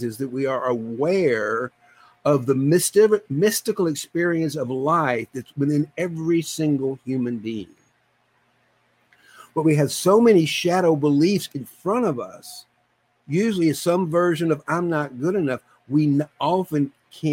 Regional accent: deep South, Georgia, United States; I was born in Georgia, deep South Georgia.

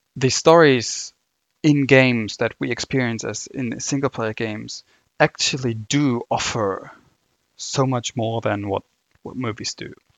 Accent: Germany; accent: German; English is a second language; my, my German accent coming through

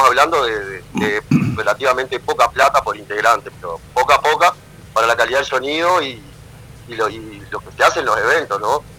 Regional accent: Pando, Canelones, Uruguay; los efímeros somos de Pando

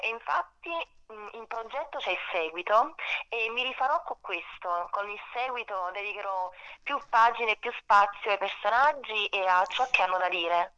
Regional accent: Naples, Campania, Italy; essendo napoletana, mm. è un legame molto forte, non solo di ispirazione, ma anche come luogo di nascita

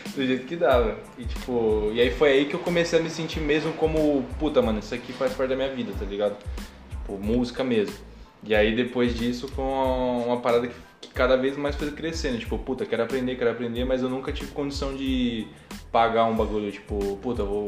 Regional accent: São Paulo, Brazil; Eu era tratado como o cara daqui, do Perialto

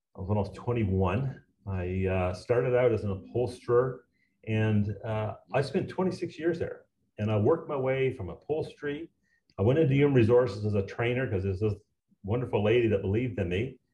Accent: Garnish, Newfoundland and Labrador, Canada; moved away; also born or lived in Point Rosie, Newfoundland; I'm a new from Newfoundland, and I'm proud of it. Uh, I was born uh, in this small little outport called Point Rosie. No roads, uh, 12 families, resettled when I was three to a to a, a, a town called Garnish.

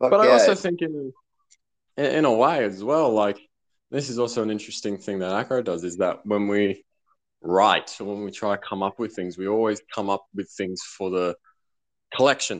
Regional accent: Sydney, New South Wales, Australia; I'm still from Sydney, Australia

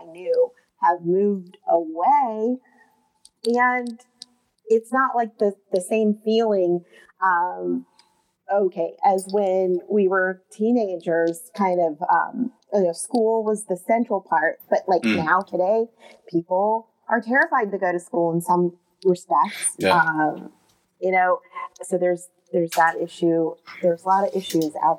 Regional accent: Morgantown, West Virginia, United States; moved away as an adult; also born or lived in the South / Midwest / California / Los Angeles; I attended high school in West Virginia, not too far from Pittsburgh. But I was born in the South

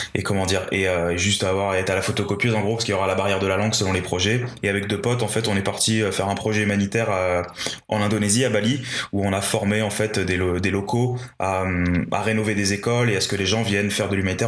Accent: Paris, Île-de-France, France; je, suis, né, j'ai grandi à Paris, enfin en région parisienne

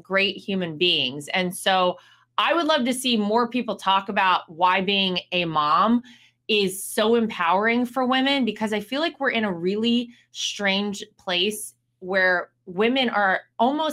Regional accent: North Carolina, United States; my home state of North Carolina

